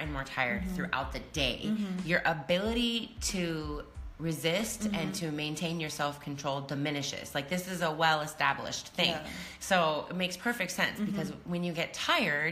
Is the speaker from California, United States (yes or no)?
no; Iowa, United States; where I grew up in Iowa, in the Midwest of the United States, on the Mississippi River